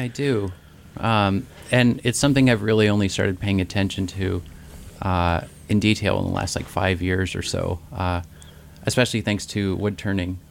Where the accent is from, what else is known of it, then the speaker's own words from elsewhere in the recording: Ketchikan, Alaska, United States; I grew up in the Ketchikan area